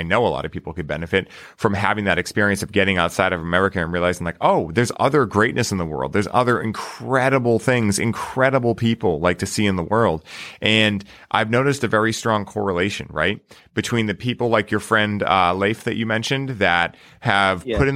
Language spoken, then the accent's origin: English; United States; growing up in the States